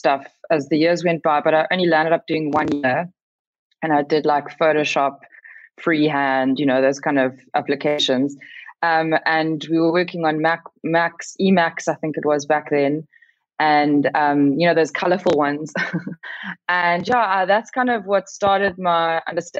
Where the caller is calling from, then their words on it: Cape Town, Western Cape, South Africa; I'm calling in from Bloburg in Cape Town